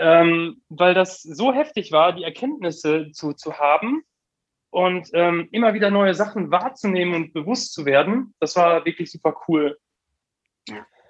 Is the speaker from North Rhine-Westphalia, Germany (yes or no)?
yes; Heiden, North Rhine-Westphalia, Germany; in Heiden groß geworden, Heiden aufgewachsen.